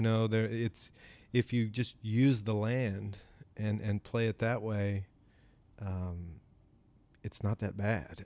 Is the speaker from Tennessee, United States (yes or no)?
yes; Sequatchie County, Tennessee, United States; moved away as an adult; also born or lived in Pinehurst, North Carolina / Florida; I grew up here. Um, I grew up in Squatchy County, went to Squatchy County High School.